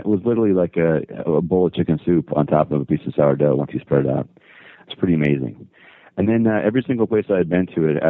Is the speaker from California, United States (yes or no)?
yes; the Valley, California, United States; born and raised in the Valley